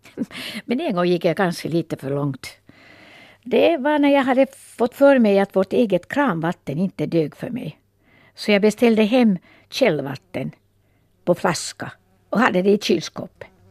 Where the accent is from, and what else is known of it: Valkeakoski, Pirkanmaa, Finland; born or raised there